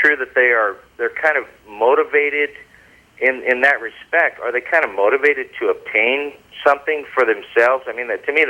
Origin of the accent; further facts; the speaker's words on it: Southern California, United States; moved away; And I'm from Southern California.